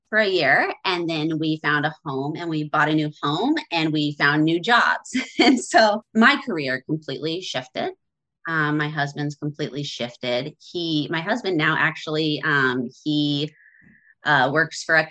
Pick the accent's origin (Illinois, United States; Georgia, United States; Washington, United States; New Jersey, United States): Washington, United States; central Washington State, United States; we moved back to my hometown in central Washington State in 2016.